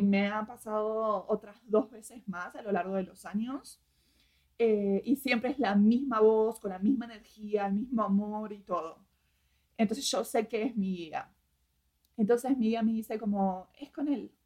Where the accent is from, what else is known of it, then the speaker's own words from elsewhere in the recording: Argentina; moved away; a pesar de que soy argentina, nunca me sentí argentina